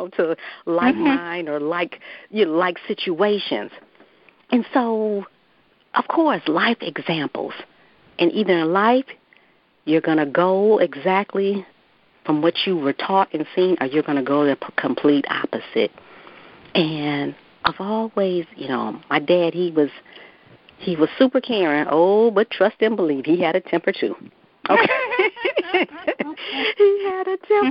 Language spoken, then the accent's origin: English; Detroit, Michigan, United States; Yes, I am, born and raised.